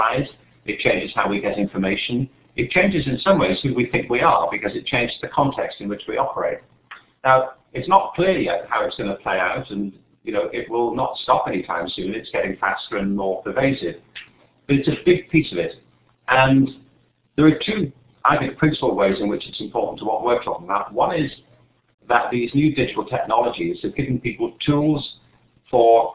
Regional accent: England, United Kingdom; I was growing up in England, you know, in the 50s and 60s

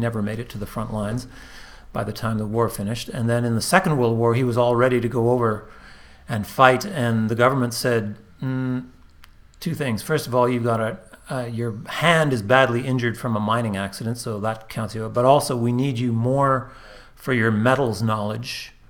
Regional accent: Montreal, Quebec, Canada; Born and raised Montreal.

